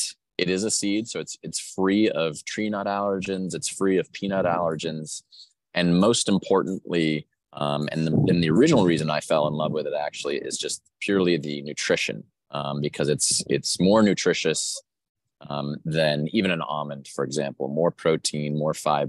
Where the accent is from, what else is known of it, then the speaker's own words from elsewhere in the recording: Vermont, United States; moved away as an adult; also born or lived in New York City; now in New Orleans, United States; I grew up in Vermont and then lived in New York City for a while